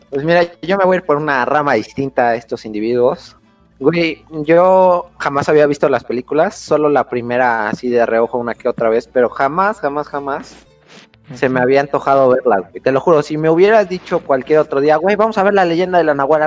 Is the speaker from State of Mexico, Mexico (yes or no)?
no; Puebla, Mexico; somos de Puebla